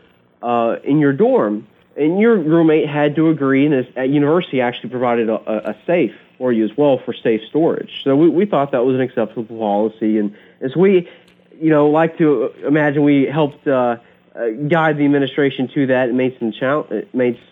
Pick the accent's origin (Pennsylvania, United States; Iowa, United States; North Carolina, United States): North Carolina, United States; Central; I grew up in Central North Carolina, and I grew up shooting guns like most people in the country